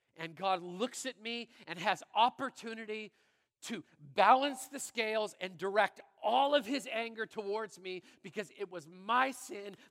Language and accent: English; Brandon, Manitoba, Canada; I'm a little kid growing up in Brandon, Manitoba